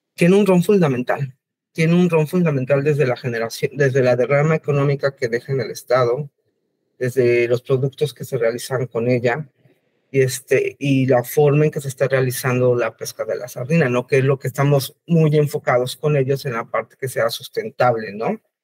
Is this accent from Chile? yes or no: no; Mexico City, Mexico; Yo soy de la Ciudad de México